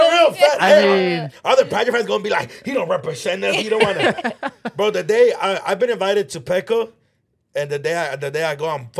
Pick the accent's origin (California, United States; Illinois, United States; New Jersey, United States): California, United States; Los Angeles; also born or lived in Mexico City; I grew up in like Echo Park